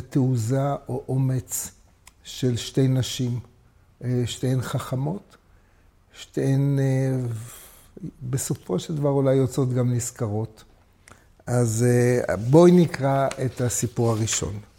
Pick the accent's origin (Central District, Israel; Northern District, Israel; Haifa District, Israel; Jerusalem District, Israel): Jerusalem District, Israel; Jerusalem; אני נולדתי בדסה הר הצופים